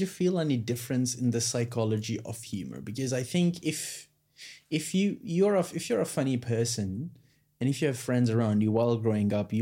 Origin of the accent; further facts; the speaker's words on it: India; moved away as an adult; now in Australia; Growing up in India, we see a lot of American media